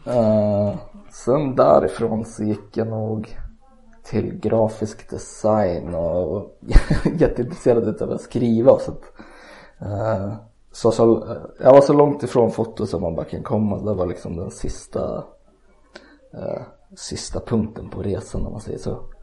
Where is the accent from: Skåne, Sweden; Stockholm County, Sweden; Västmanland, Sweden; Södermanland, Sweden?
Södermanland, Sweden; Eskilstuna; Jag är född och uppvuxen i Eskilstuna också